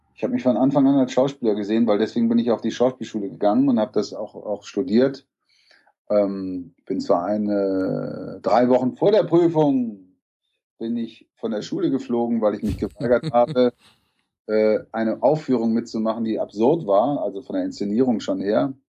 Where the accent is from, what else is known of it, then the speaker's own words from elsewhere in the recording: Hamburg, Germany; Ich bin eigentlich aus Hamburg